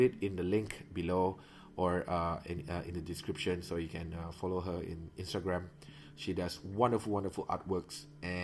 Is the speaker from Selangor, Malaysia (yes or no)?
no; Miri, Sarawak, Malaysia; moved away as an adult; also born or lived in Kuala Lumpur; coming back to Miri, which is my hometown in Sarawak